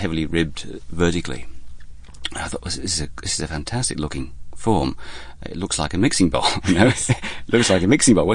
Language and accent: English; Lincolnshire, East Midlands, United Kingdom; now in Melbourne, Australia; I come from Lincolnshire on the east coast of England